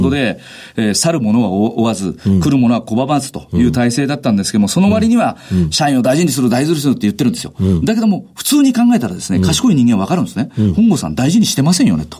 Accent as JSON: {"language": "Japanese", "town": "Nagasu", "region": "Kumamoto", "country": "Japan", "tie": "born or raised there", "said": "熊本県の長洲町という田舎町です"}